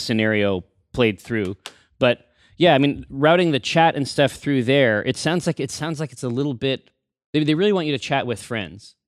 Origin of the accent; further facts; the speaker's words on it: Sumner, Washington, United States; I'm from Sumner. So for me, like, Tacoma was, like, the big city.